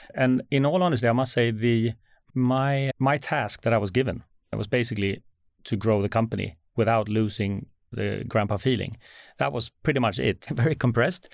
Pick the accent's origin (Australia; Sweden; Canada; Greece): Sweden; as a Swede